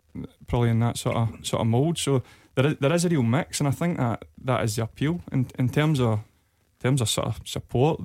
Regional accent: Dumfries, Scotland, United Kingdom; I'm from Dumfries originally, and I played with Queen of South through the ranks

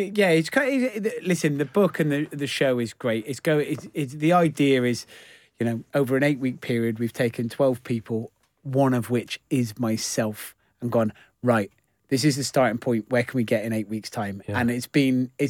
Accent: Gloucester, South West England, United Kingdom; I'm from Gloucester, so I'm from Gloucester, and I moved into a house when I was 18

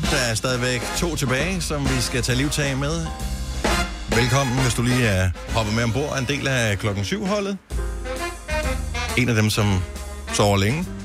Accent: Turkey; Nej, det er også, øh, jeg er tyrker.

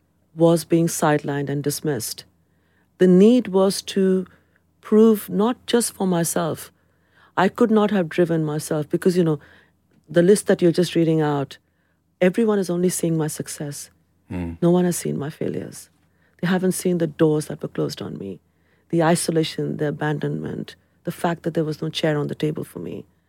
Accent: London, United Kingdom; I'm a Londoner. My identity is to the city. I belong to the city. The city belongs to me. So if it is about countries, then it is India. But there is something about London.

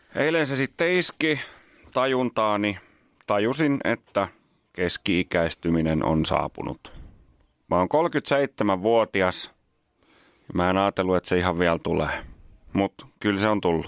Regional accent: Nummela, Uusimaa, Finland; mä oon Nummelasta

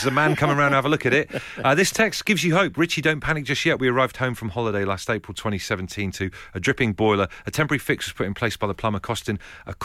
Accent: Devon, South West England, United Kingdom; I'm from Devon

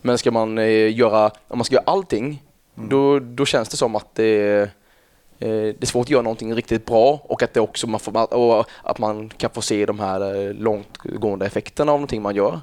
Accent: Kalmar, Kalmar County, Sweden; also born or lived in Öland; Jag eh, är uppväxt i ett samhälle som heter, eller en ja, ett samhälle utanför Kalmar, då, 6 km ungefär, Rinkebyholm

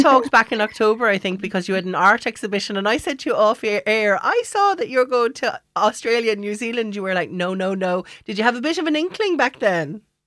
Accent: Ireland; as Irish people

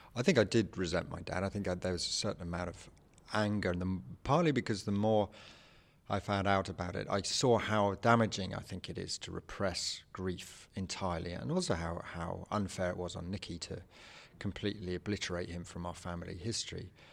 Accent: England, United Kingdom; I'm an English writer.

